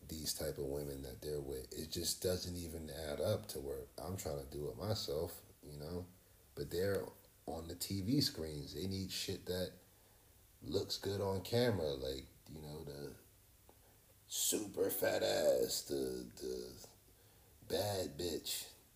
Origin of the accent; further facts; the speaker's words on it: New Jersey, United States; We're from Jersey